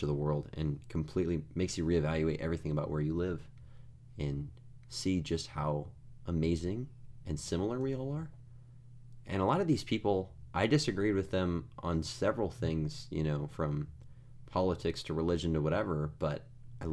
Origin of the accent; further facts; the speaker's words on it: United States; we're American